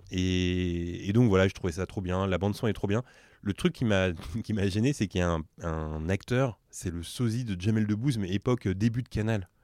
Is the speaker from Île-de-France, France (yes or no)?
yes; Drancy, Île-de-France, France; avec Mehdi, on vient de Drancy